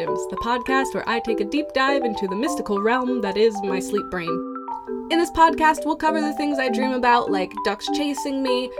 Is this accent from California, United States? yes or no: no; Maryland, United States; now in New York City, United States; I'm in my early 20s. I live in New York City. I grew up in Maryland with my fantastic single mom and my brother. I am half black, half white, and I am a girl.